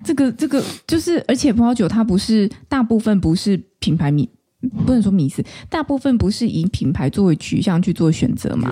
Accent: Taichung, Taiwan; 我是台中人嘛

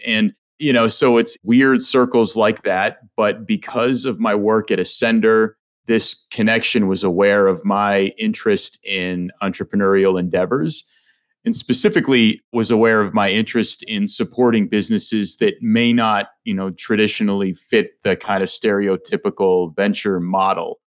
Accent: Mount Lebanon, Pennsylvania, United States; I'm from the South Hills. I grew up in Mount Lebanon.

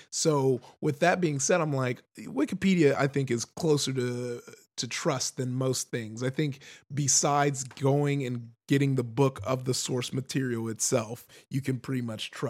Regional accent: Compton, California, United States; because you know I grew up in Com- uh, Compton

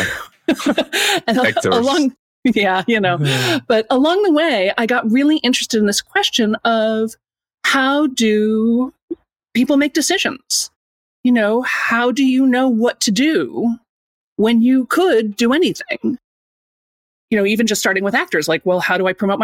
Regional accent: Chicago, Illinois, United States; I grew up in Chicago, Illinois, and I spent most of my life as an actor

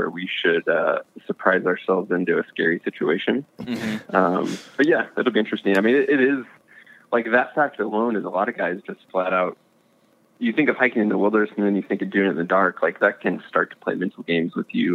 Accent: Missouri, United States; I'm actually from Missouri. I'm from the Midwest.

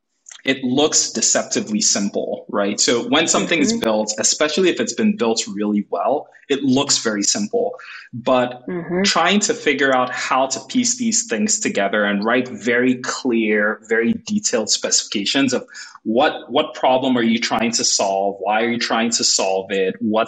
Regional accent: Nigeria; now in San Francisco, United States; I was born and raised in Nigeria

